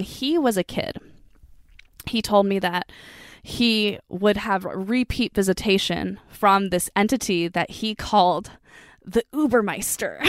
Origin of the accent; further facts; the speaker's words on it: United States; also born or lived in San Diego; growing up in the States